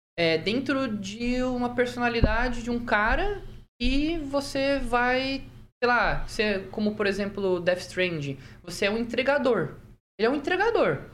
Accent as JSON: {"language": "Portuguese", "region": "Santa Catarina", "country": "Brazil", "tie": "born or raised there", "moved": "yes", "lives_now": "Maringá, Brazil", "said": "eu nasci em Santa Catarina, mas a família da minha mãe é daqui de Maringá"}